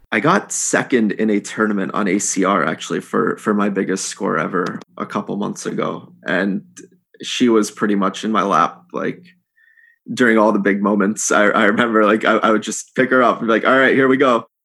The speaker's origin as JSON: {"language": "English", "country": "United States", "also_born_or_lived": "India", "accent": "American", "said": "I can speak Hindi, but I, I speak it with a, uh, an American accent"}